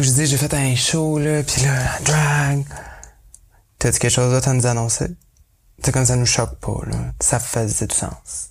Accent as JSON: {"language": "French", "region": "Quebec", "country": "Canada", "accent": "gros accent québécois", "first_language": "French", "moved": "yes", "lives_now": "Nelson, Canada", "said": "mon gros accent québécois quand je parle euh, en anglais"}